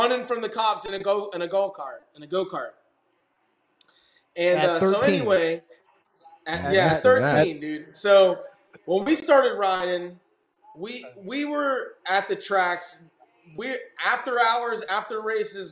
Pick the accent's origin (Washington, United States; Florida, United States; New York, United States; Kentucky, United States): Florida, United States; Gulfport; we came from Gulfport